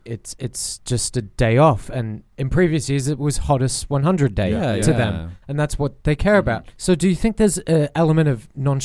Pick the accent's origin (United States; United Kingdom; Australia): Australia; born or raised there